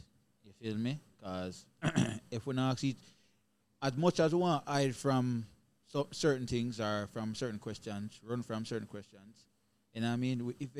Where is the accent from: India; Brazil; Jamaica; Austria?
Jamaica; now in United States; I'm Jamaican